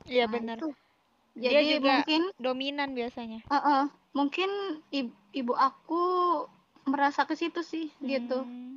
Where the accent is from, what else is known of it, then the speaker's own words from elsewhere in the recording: Java, Indonesia; aku sering aku kan orang Jawa nih